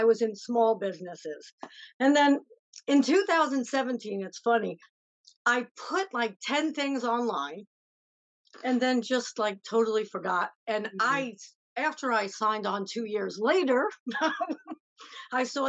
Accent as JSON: {"language": "English", "town": "New York City", "region": "New York", "country": "United States", "moved": "yes", "lives_now": "upstate New York, United States", "said": "originally I'm from the Bronx. Now I'm in upstate New York."}